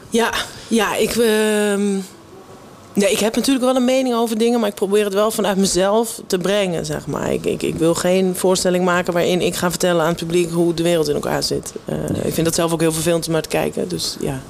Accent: Everdingen, Utrecht, Netherlands; moved away as an adult; also born or lived in North Holland; now in Amsterdam, Netherlands; ik heb het gevoel dat ik wel opgegroeid ben in Everdingen... omdat ik daar vanaf mijn negende ongeveer woon

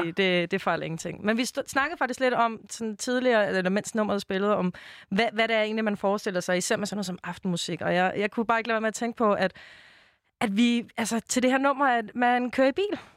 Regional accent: Denmark; så det synes jeg selvfølgelig som dansker at man blev snydt for.

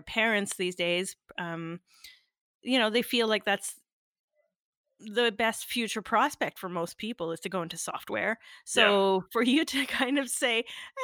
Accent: Northern Ontario, Canada; I'm originally from Northern Ontario

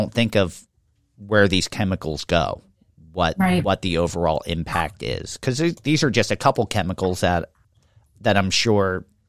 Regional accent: Levittown, Pennsylvania, United States; as a kid growing up in Levittown

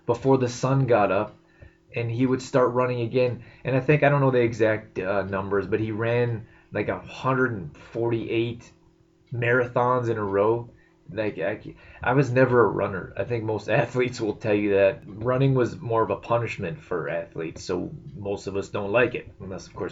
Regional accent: Canada; moved away as an adult; also born or lived in United States / California; I'm Canadian. I spent the last 10 years in the U.S., but I'm in Canada now, and this is my home

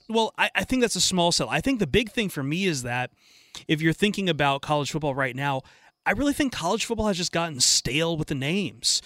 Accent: Ohio, United States; moved away as an adult; also born or lived in Los Angeles, California; back home when I was growing up in Ohio

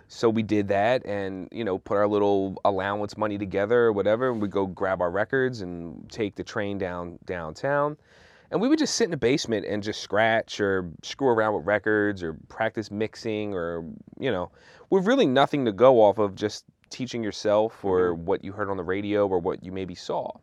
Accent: Philadelphia, Pennsylvania, United States; moved away as an adult; I'm originally from Philly

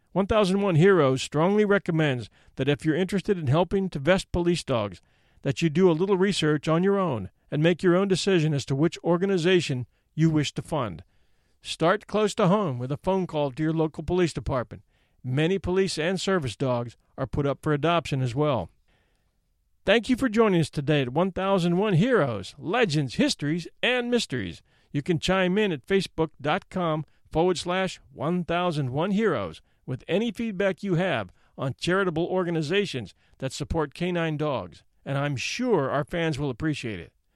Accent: Virginia, United States; my hometown in Virginia

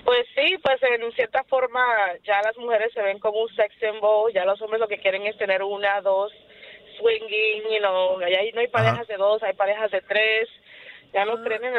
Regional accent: Cuba; now in New York, United States; Yo soy cubano

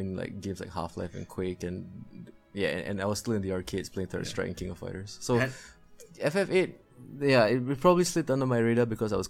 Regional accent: Singapore; being a Singaporean, you have to sacrifice 2.5 years of your life to just serve your nation

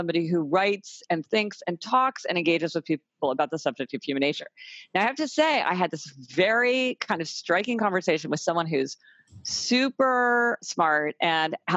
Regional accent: Kansas City, Missouri, United States; now in New York City, United States; I live in New York City. I came from Kansas City, Missouri.

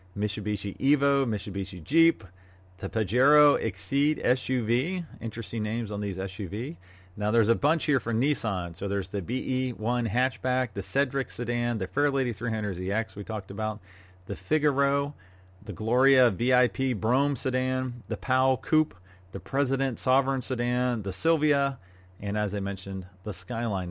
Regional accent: Jacksonville, Florida, United States; Brumos racing team out of Jacksonville, Florida, my hometown

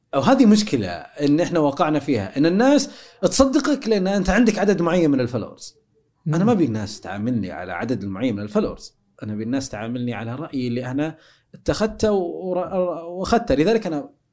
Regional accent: Saudi Arabia

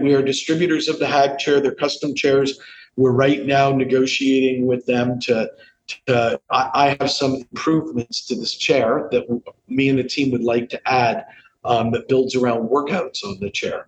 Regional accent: Canada; I grew up in Canada

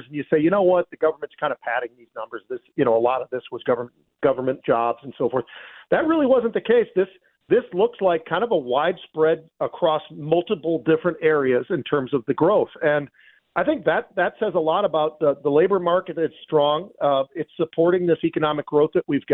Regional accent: San Francisco, California, United States; I was born and raised in San Francisco

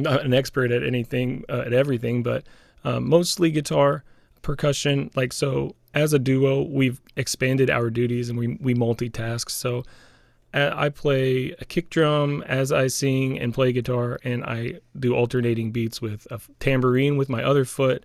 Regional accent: Buffalo National River, north central Arkansas, United States; the Buffalo National River here in north central Arkansas. And so we were, you know, I grew up there on the Buffalo National River

